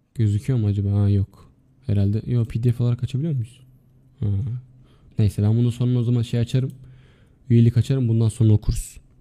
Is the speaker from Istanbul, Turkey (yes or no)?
no; Adana, Turkey